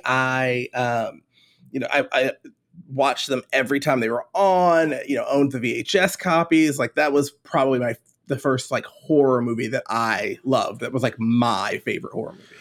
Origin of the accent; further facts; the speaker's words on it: Baltimore, Maryland, United States; now in Charleston, United States; I'm from Baltimore originally